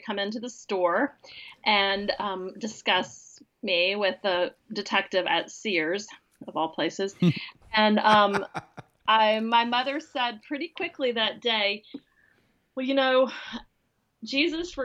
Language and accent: English; Atlanta, Georgia, United States; moved away as an adult; now in Washington, D.C., United States; But I am from Atlanta. I grew up down there